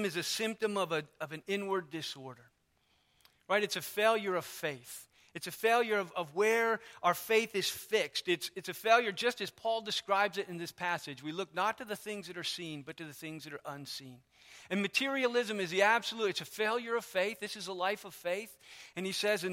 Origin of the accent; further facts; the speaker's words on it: United States; I am American through and through